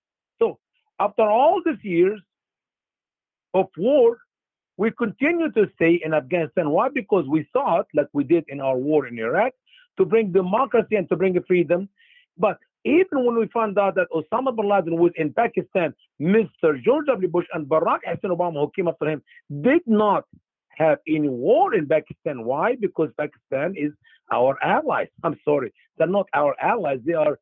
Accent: Egypt; now in United States; my home country, Egypt.

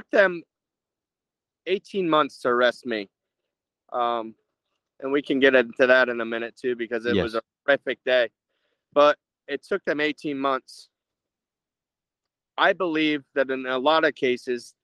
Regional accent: United States; We're American men

